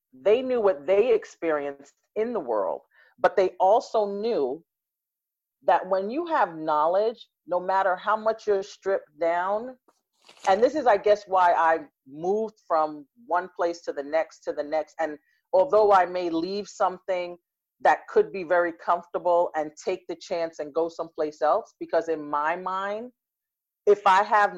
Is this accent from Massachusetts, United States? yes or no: no; New York City, New York, United States; I grew up in Brooklyn, born and raised Brooklyn.